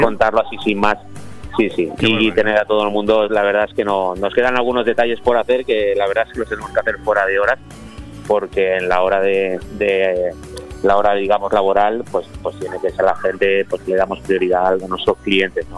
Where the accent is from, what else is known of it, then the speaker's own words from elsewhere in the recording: Spain; somos españoles